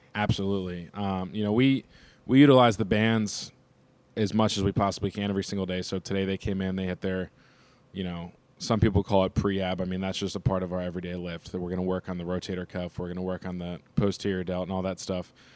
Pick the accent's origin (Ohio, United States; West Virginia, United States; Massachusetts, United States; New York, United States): Ohio, United States; Cincinnati; now in Youngstown, United States; I'm from Cincinnati, Ohio, uh, born and raised